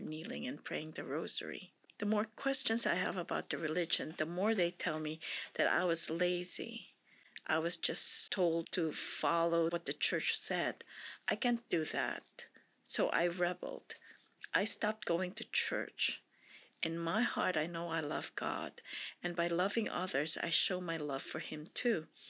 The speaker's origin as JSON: {"language": "English", "country": "Philippines", "tie": "born or raised there", "moved": "yes", "said": "I was born and raised in the Philippines, which is predominantly a Catholic country"}